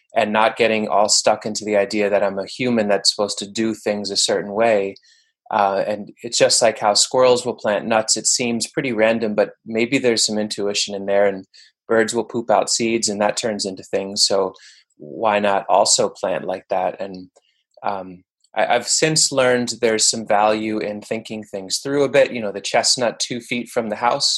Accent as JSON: {"language": "English", "area": "Bergen County", "region": "northern New Jersey", "country": "United States", "tie": "born or raised there", "also_born_or_lived": "Manhattan, New York", "moved": "yes", "lives_now": "New York, United States", "said": "my folks moved to suburban quote unquote northern New Jersey when I was a little kid. But it was a pretty densely populated area in Bergen County."}